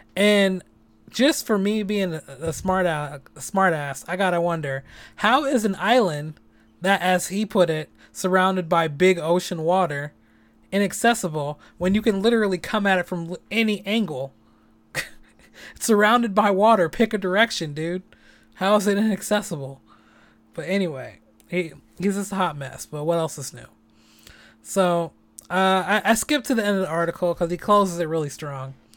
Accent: San Francisco, California, United States; I'm born and raised in San Francisco

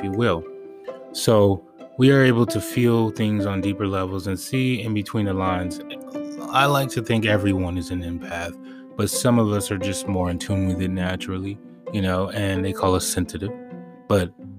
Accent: Los Angeles, California, United States; growing up in Western civilization, especially in Los Angeles

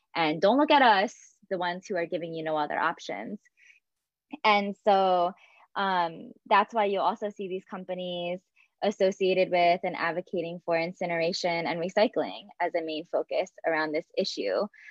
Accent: Philadelphia, Pennsylvania, United States; I'm actually from Pennsylvania and I'm born and raised um, in kind of the greater Philadelphia area.

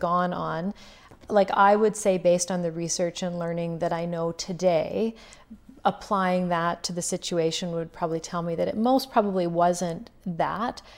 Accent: Duck Lake, Saskatchewan, Canada; I'm originally from a really small community, uh, in north central Saskatchewan called Duck Lake

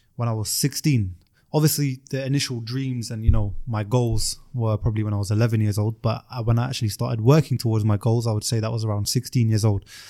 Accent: London, United Kingdom; I'm from South London

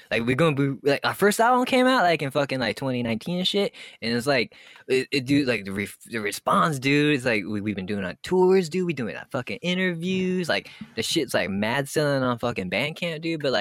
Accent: Montreal, Quebec, Canada; we we come from like fucking Montreal, dude, and we're like we're, we're Canadian, like pop punk.

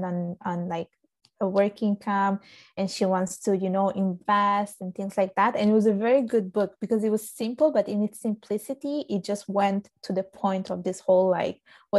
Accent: Palermo, Sicily, Italy; also born or lived in Vigevano, Lombardy, Italy; now in Canada; So I was born in Sicily. I was born in Palermo.

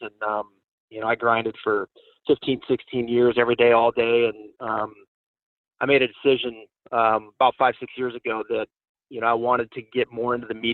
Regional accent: West Coast, United States; I grew up on the West Coast

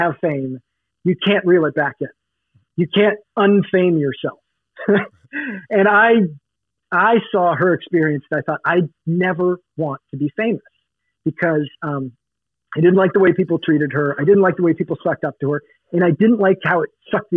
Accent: Oregon, United States; moved away; also born or lived in Los Angeles, California; I grew up partly in the Oregon woods

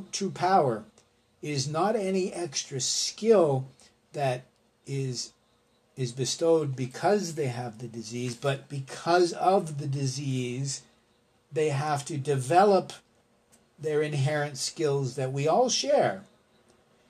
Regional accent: Canada; as a Canadian

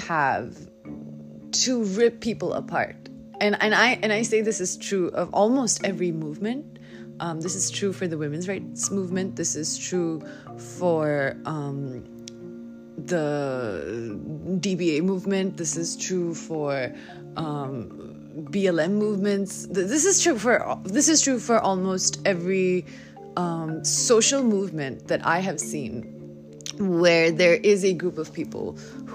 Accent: Delhi, India; I'm a girl from Delhi. I live in South Delhi

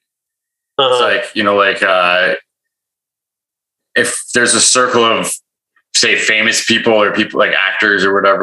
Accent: Toronto, Ontario, Canada; now in Vancouver, Canada; I was from Toronto

